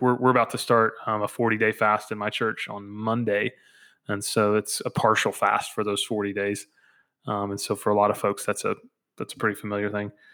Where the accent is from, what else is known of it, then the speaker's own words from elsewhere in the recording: the South, United States; Growing up in the South